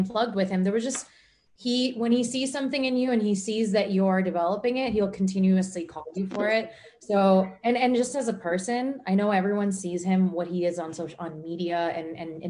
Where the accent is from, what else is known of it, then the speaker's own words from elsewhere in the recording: New York City, New York, United States; I'm American born and New York City born.